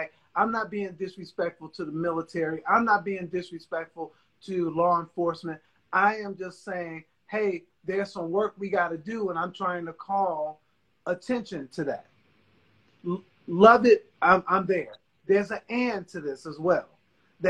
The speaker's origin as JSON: {"language": "English", "country": "United States", "tie": "born or raised there", "said": "I've grown up here. I am an American"}